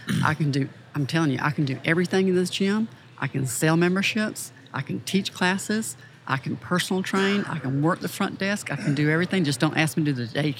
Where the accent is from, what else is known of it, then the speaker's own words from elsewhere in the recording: Columbus, Georgia, United States; moved away as an adult; also born or lived in Winston-Salem, North Carolina; I was working there at the Gold's Gym in Columbus, my hometown.